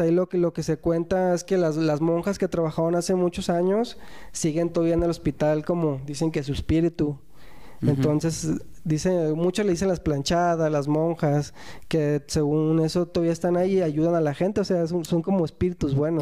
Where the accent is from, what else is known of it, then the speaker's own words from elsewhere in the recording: Guadalajara, Jalisco, Mexico; somos de Guadalajara.